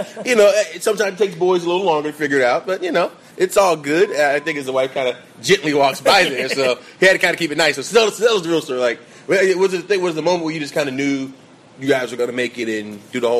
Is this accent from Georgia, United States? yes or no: yes; Atlanta, Georgia, United States; I grew up in Atlanta